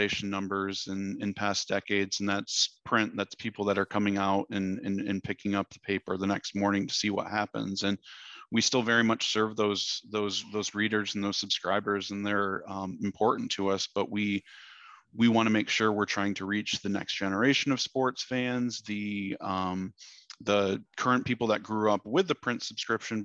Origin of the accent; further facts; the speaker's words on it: Michigan, United States; now in Dallas, United States; I grew up in Michigan.